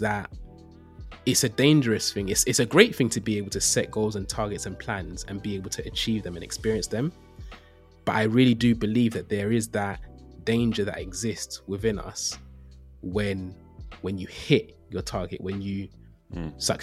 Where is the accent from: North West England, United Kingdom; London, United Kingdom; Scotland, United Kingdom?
London, United Kingdom; I grew up in East London